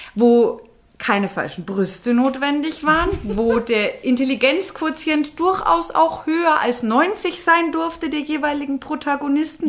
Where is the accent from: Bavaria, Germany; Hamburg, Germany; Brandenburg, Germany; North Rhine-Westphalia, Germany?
Bavaria, Germany; moved away; wir kommen ja da aus der Grenzregion unten